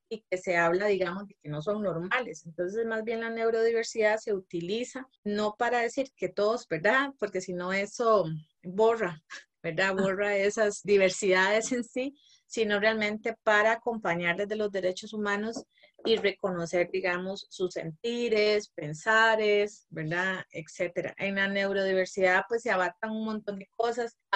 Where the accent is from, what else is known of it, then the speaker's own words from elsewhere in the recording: Guanacaste, Costa Rica; moved away as an adult; also born or lived in San José; now in Moravia, Costa Rica; yo soy de Guanacaste, ¿verdad? Que me vine hace años para San José desde la universidad. Entonces ya estoy pasando el límite más bien de ser más josefina que guanacasteca.